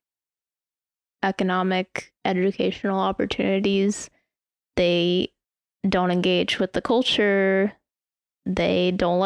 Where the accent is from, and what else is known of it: United States